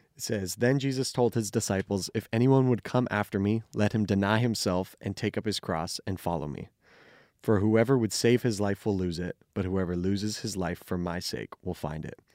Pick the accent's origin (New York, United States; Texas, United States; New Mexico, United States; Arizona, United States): Arizona, United States; Phoenix; also born or lived in California; I grew up here in Phoenix